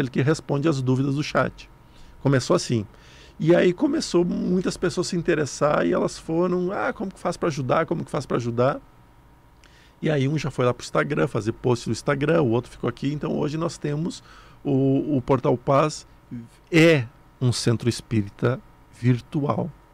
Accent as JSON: {"language": "Portuguese", "area": "near Sananduva", "region": "Rio Grande do Sul", "country": "Brazil", "tie": "born or raised there", "said": "lá perto de onde eu nasci."}